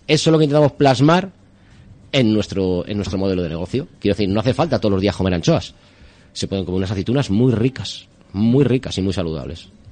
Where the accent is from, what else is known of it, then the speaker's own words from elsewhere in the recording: Spain; yo soy muy español